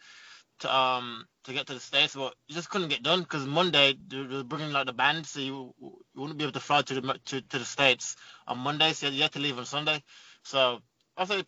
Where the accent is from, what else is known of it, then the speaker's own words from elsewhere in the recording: London, United Kingdom; hopefully again in London. I get to show my hometown again.